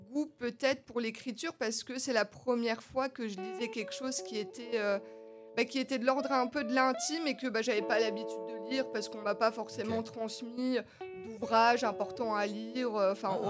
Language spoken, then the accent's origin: French; Épinal, Grand Est, France; moved away as an adult; now in Nancy, France